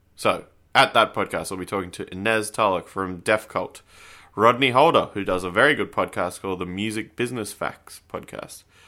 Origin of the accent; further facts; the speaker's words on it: Canberra, Australian Capital Territory, Australia; moved away; I'm from Canberra